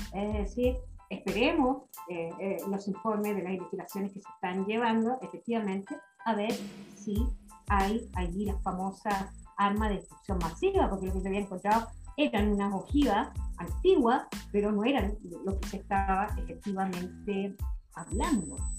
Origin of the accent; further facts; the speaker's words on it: Chillán, Ñuble, Chile; yo soy de Chillana, así que más chilena, ¿no? Del Chile profundo